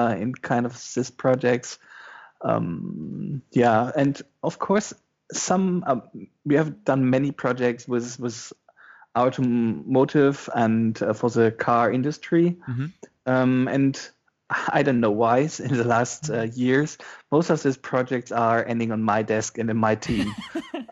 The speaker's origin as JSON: {"language": "English", "area": "western Germany, between Osnabrück and Oldenburg", "region": "Lower Saxony", "country": "Germany", "tie": "born or raised there", "also_born_or_lived": "Hildesheim, Germany", "second_language": "English", "moved": "as an adult", "lives_now": "Berlin, Germany", "said": "From the western part, between Osnabrück and Oldenburg"}